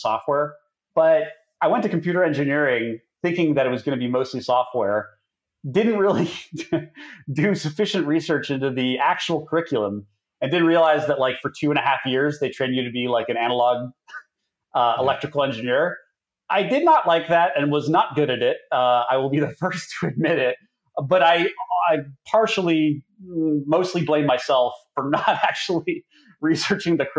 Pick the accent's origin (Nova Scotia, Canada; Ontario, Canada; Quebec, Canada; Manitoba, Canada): Ontario, Canada; Toronto; I'm originally from Toronto